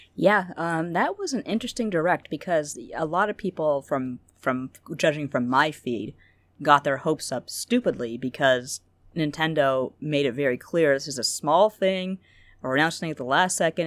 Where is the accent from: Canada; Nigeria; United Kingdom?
Canada; I'm a very mild mannered Canadian